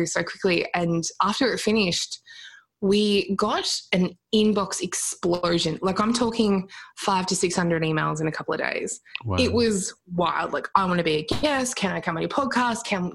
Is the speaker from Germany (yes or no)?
no; Australia; We're Australian